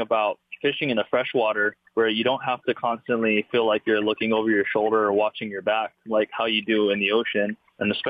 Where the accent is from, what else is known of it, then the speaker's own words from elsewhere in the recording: Wahiawa, Hawaii, United States; moved away; There's Lake Wilson, which is in Wahiwa. That's where I grew up